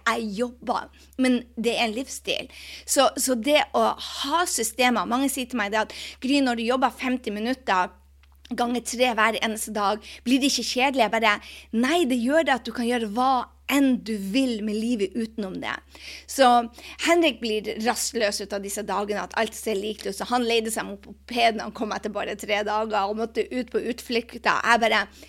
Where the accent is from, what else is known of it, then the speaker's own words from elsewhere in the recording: Norway; moved away; når jeg er hjemme i Norge